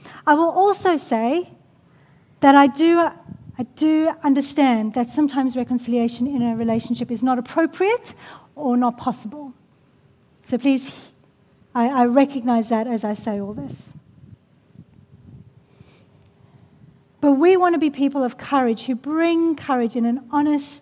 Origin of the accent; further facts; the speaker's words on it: Australia; we are Australian.